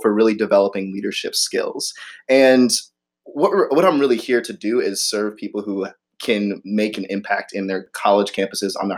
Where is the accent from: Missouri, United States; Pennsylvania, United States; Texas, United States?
Missouri, United States; St. Louis; moved away; I'm originally from St. Louis